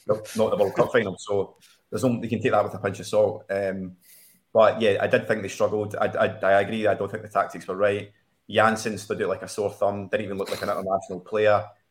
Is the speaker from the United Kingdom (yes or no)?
yes; Scotland, United Kingdom; a Scotsman